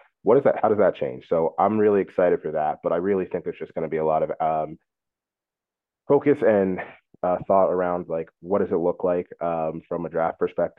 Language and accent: English; Delaware, United States; I'm from the area. Well, I'm from Delaware. So a bit local.